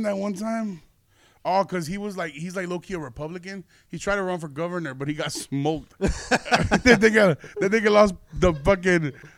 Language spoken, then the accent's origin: English; Aurora, Illinois, United States; moved away; there's this furniture back in my hometown.